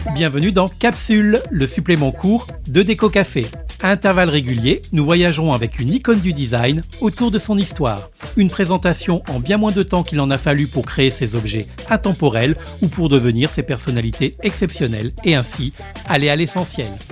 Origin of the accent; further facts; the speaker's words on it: Réunion; chez nous à La Réunion